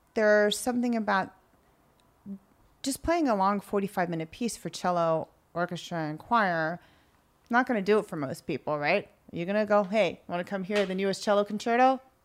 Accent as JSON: {"language": "English", "region": "California", "country": "United States", "tie": "born or raised there", "moved": "yes", "said": "I grew up a lot in California"}